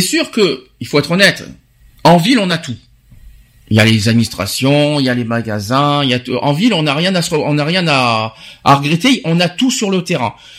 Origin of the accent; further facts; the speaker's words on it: Paris, Île-de-France, France; en tant que Parisien